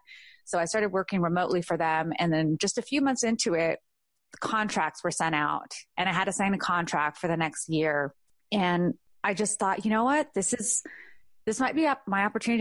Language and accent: English; California, United States; born or raised there; now in Georgia, United States